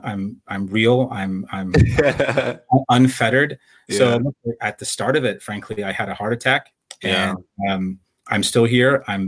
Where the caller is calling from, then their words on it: Campbell, California, United States; I'm in the city of Campbell, which is San Jose, California. I'm in my home